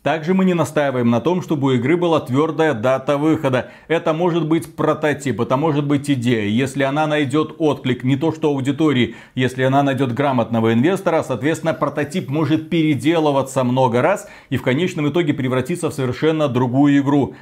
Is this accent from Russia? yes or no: no; Belarus; мы белорусы